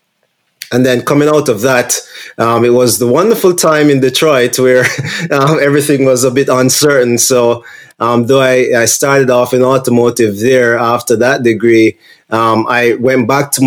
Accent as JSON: {"language": "English", "country": "Jamaica", "moved": "yes", "said": "I'm from Jamaica originally"}